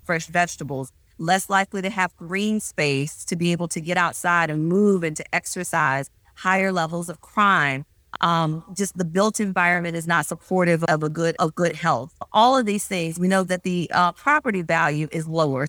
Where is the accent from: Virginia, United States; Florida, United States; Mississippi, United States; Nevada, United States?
Mississippi, United States; Meridian; moved away; also born or lived in Louisiana; I am originally from Meridian, Mississippi